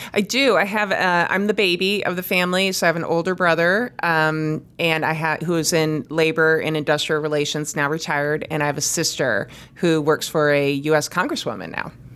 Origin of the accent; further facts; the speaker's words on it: East Lansing, Michigan, United States; I grew up in East Lansing, Michigan.